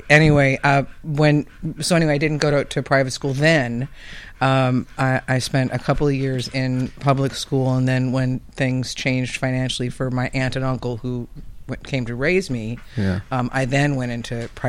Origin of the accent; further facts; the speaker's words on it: Los Angeles, California, United States; also born or lived in Nichols Canyon; I was raised in Laurel Canyon until I was 7.